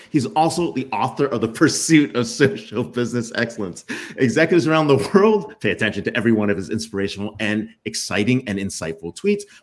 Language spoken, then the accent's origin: English; Pennsylvania, United States; I'm from Pennsylvania